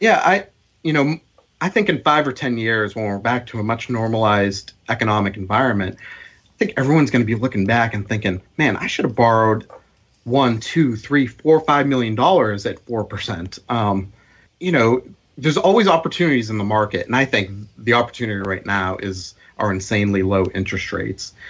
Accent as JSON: {"language": "English", "town": "Boston", "region": "Massachusetts", "country": "United States", "tie": "born or raised there", "said": "growing up in Boston"}